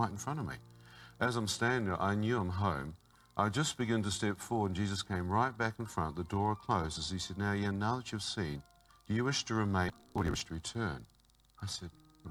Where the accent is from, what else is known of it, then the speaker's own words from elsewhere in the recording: New Zealand; I come from New Zealand